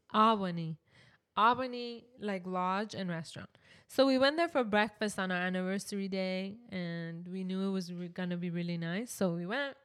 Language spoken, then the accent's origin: English; Canada; we're from Canada